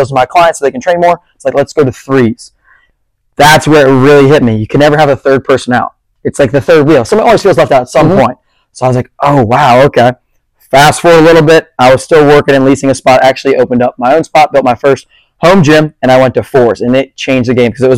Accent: Bethany Beach, Delaware, United States; now in Charleston, United States; I grew up in Bethany Beach, Delaware

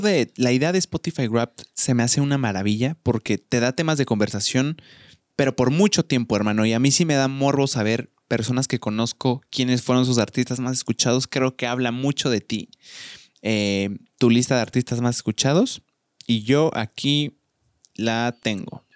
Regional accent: Querétaro, Mexico; Yo soy provinciano, soy de Querétaro

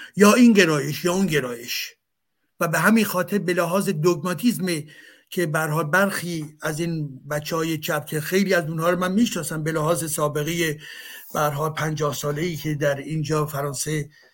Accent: Iran; moved away; منی که از ایران هستم

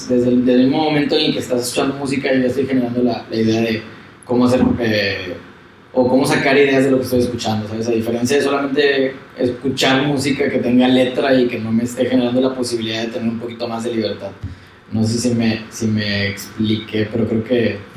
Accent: Mexico; como mexicano

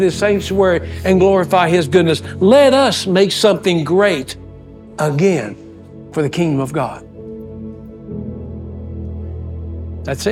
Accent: West Texas, United States; I'm from West Texas

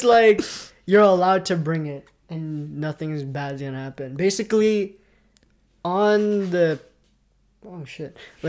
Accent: Canada; we're Canadian.

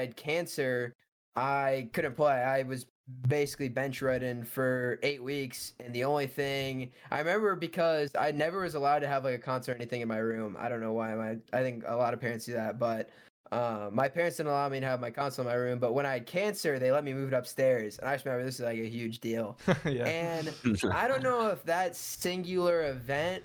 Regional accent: Bloomington, Illinois, United States; I am from Bloomington, Illinois, which is smack dab in the middle of the state

